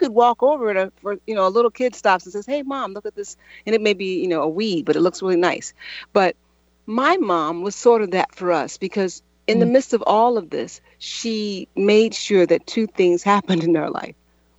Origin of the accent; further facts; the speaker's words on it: Chicago, Illinois, United States; born there; I was born on the South Side of Chicago, born into poverty, drug addiction